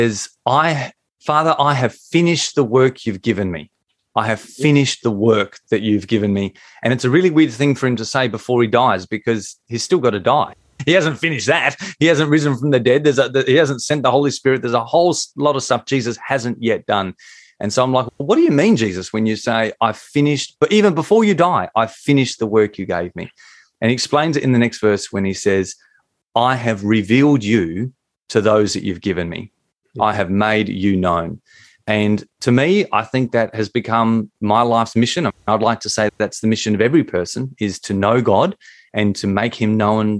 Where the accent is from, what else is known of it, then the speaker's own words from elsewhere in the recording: Australia; accent: Australian; I find a way to bring in our national sport.